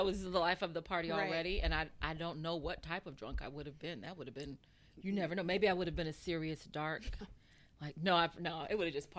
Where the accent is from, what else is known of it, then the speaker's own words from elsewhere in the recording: San Diego, California, United States; I grew up in San Diego.